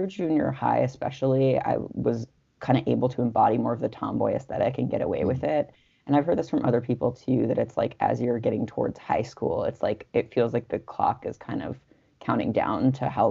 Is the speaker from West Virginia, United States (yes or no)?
no; Los Angeles, California, United States; I was growing up in Los Angeles